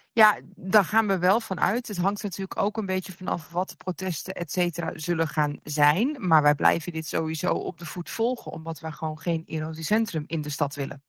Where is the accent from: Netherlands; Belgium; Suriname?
Netherlands; Amsterdam, North Holland; bovenal dat we Noorderling zijn, zijn we ook Amsterdammer.